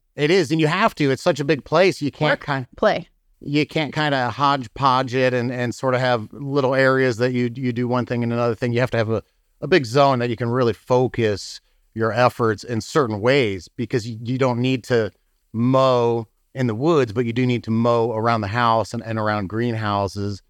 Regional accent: Muncie, Indiana, United States; moved away as an adult; also born or lived in California / St. Louis, Missouri; now in Bourbon, Missouri, United States; I'm from Indiana. I grew up in Muncie, Indiana

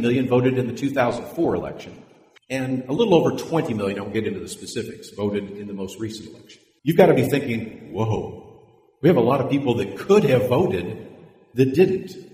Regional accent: California, United States; I was born in California

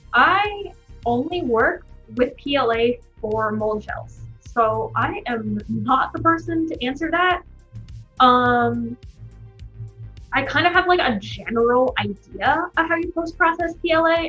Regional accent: Bay Area, California, United States; moved away; I grew up in the Bay Area

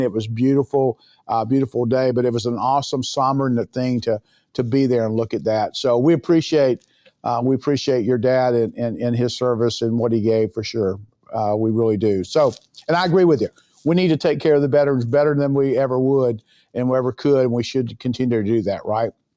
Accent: Florida, United States; I'm from Florida, certainly, uh, World Golf Village here in San Augustine, Florida

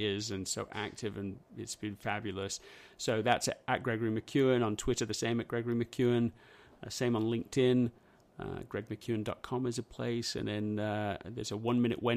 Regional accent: England, United Kingdom; moved away; the schools that I grew up in England

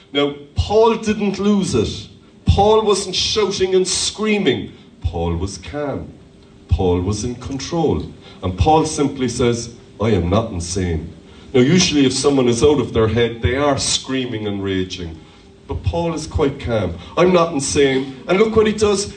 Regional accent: Ireland; as Irish people

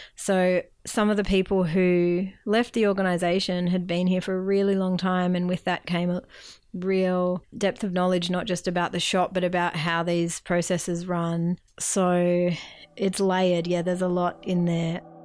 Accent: Melbourne, Victoria, Australia; moved away as an adult; also born or lived in Bega Valley, New South Wales; now in Bega, Australia; I'm originally from Melbourne

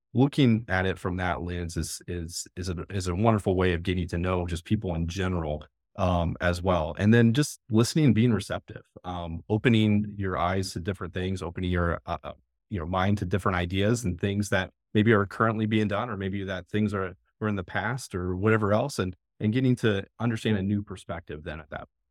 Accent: Findlay, Ohio, United States; now in Fairfield County, Ohio, United States; I'm actually from the northwest part of Ohio, kind of that Findlay area, about an hour south of Toledo

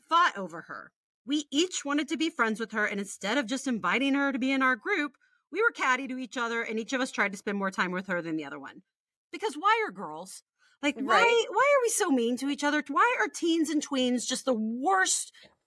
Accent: Midland, Texas, United States; moved away as an adult; also born or lived in Houston, Texas; now in Virginia, United States; We grew up in Midland, Texas until I was 12. For the last 2 years before we picked up and moved across the state to Houston

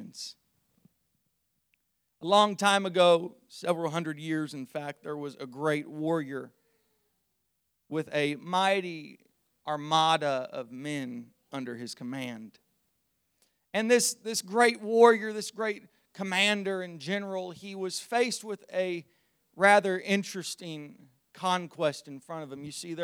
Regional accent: Zanesville, Ohio, United States; I was born on Friday, May the 8th, 1998 in Zanesville, Ohio

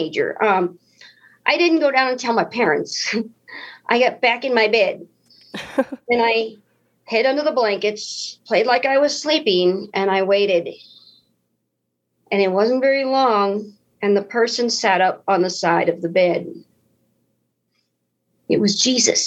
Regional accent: United States; I'm an American, so I must be a Christian

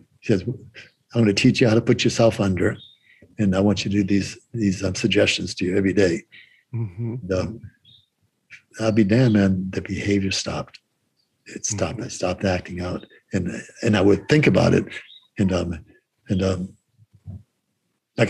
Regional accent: Boston, Massachusetts, United States; I'm from Boston

